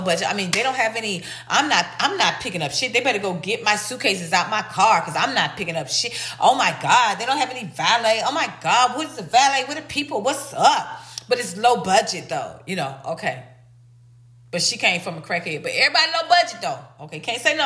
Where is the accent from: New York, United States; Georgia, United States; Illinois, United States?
Georgia, United States; Atlanta; I'm from Atlanta. I'm an ATLian